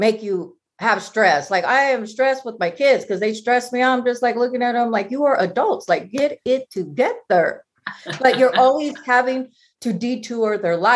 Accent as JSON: {"language": "English", "region": "Washington", "country": "United States", "moved": "as an adult", "lives_now": "Los Angeles, United States", "said": "I'm from Washington"}